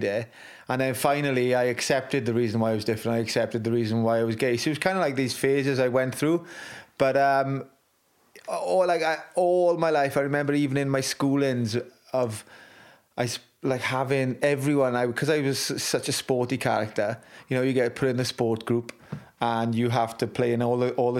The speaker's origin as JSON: {"language": "English", "region": "Wales", "country": "United Kingdom", "said": "my pride in being Welsh"}